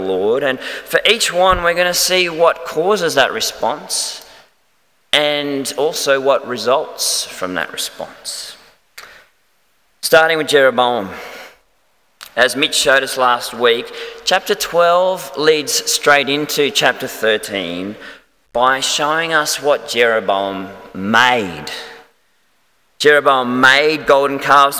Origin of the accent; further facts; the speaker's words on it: Melbourne, Victoria, Australia; moved away; I'm actually from Melbourne originally